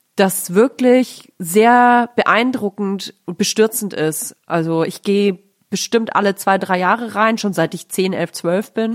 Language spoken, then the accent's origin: German; Nuremberg, Bavaria, Germany; moved away; war meine Kindheit in Nürnberg recht äh, nett also ich finde Nürnberg eine schöne Stadt, um aufzuwachsen.